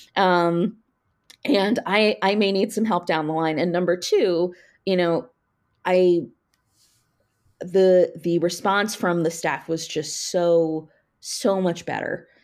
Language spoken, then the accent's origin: English; Frederick, Maryland, United States; I grew up in Frederick, so was very familiar with D C